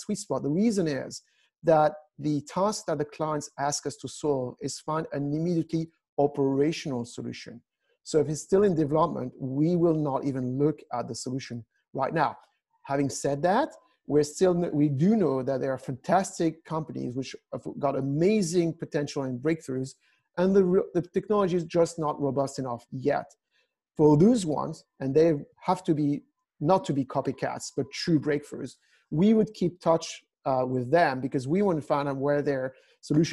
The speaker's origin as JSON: {"language": "English", "country": "France", "moved": "yes", "said": "I'm from France originally"}